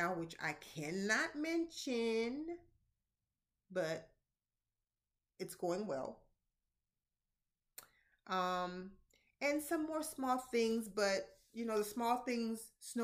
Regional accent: Tallahassee, Florida, United States; my hometown, born and raised Tallahassee

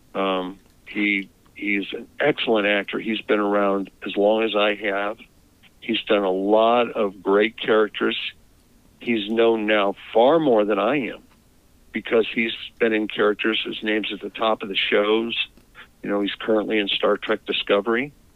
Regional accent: Northeast Ohio, United States; moved away; also born or lived in Chicago; I grew up in Northeast Ohio

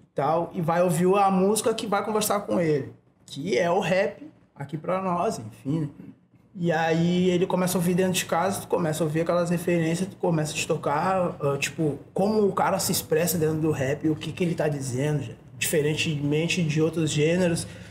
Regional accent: Porto Alegre, Rio Grande do Sul, Brazil; Eu sou da Coab desde que eu nasci

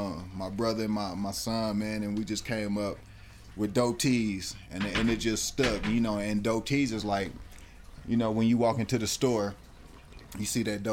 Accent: Texas, United States; also born or lived in Dallas, Texas / El Paso, Texas; now in Colorado Springs, United States; No, I'm from Texas. Actually, I was born in Dallas, but you know, all through Texas is where I'm from.

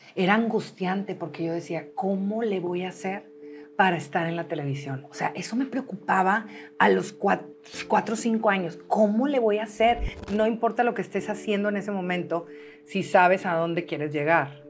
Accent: Monterrey, Nuevo León, Mexico; compraron casa mis papás y nos pasamos a Villa Las Fuentes, enfrente de satélite donde todavía viven. Y ahí yo viví pues toda mi vida

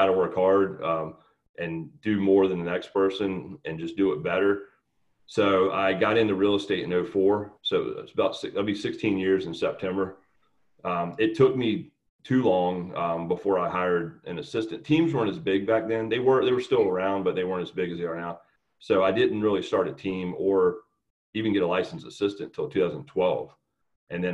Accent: Newport News, Virginia, United States; I grew up in Newport News, Virginia, town down near Virginia Beach.

